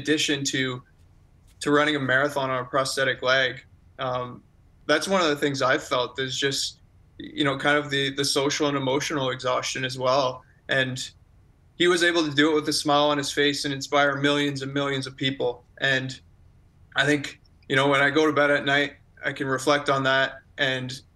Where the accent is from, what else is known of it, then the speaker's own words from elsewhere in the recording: Forest, Ontario, Canada; my hometown of Forest